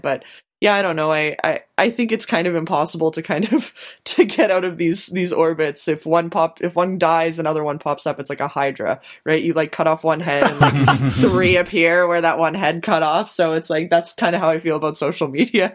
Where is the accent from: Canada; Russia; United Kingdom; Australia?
Canada; now in Winnipeg, Canada; as a Canadian